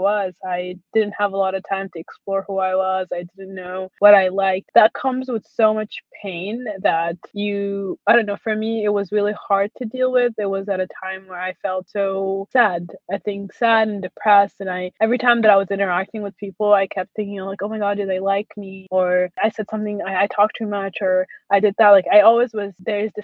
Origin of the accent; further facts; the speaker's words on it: Syria; now in United States; I grew up in Syria